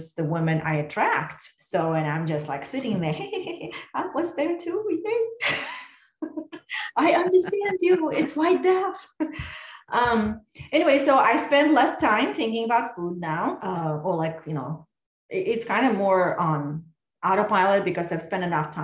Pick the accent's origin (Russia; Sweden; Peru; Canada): Russia; Moscow; moved away as an adult; now in United States; when I was growing up in Russia